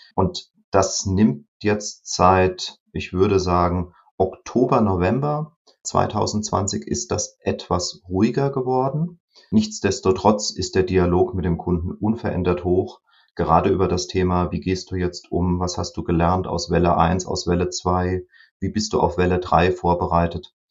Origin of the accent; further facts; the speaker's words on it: Rhineland-Palatinate, Germany; Als Pfälzer